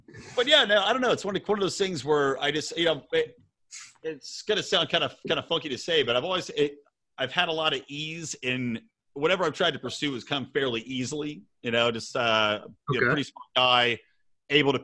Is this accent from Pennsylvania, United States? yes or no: yes; Bucks County, outside Philadelphia, Pennsylvania, United States; moved away as an adult; also born or lived in Los Angeles; I grew up in Philly, or outside of Philly, I should say, in Bucks County.